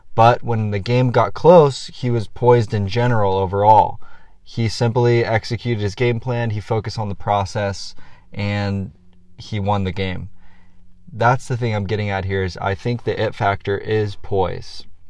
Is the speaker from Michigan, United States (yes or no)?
no; San Diego, California, United States; San Diego, my hometown